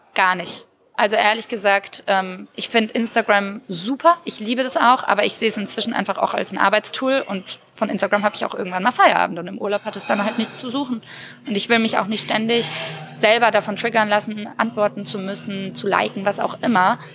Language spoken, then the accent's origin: German; Würzburg, Bavaria, Germany; born or raised there; now in Berlin, Germany